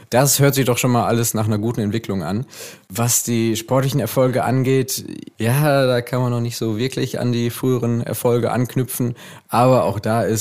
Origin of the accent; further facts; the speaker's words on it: Essen, North Rhine-Westphalia, Germany; Aber gut, ich komme auch aus Essen.